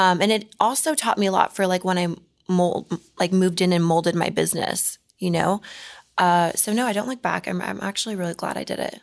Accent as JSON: {"language": "English", "town": "Mustang", "region": "Oklahoma", "country": "United States", "moved": "yes", "lives_now": "Los Angeles, United States", "said": "I'm from Oklahoma"}